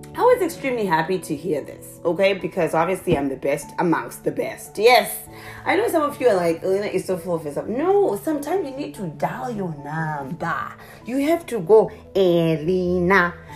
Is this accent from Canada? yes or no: no; Zimbabwe; moved away; I'm originally from a small little country in the southern part of Africa called Zimbabwe. So that's where the accent comes from